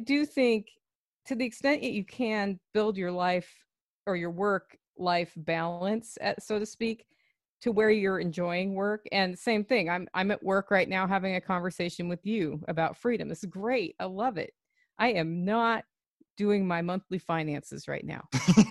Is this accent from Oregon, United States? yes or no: yes; Oregon, United States; In Oregon.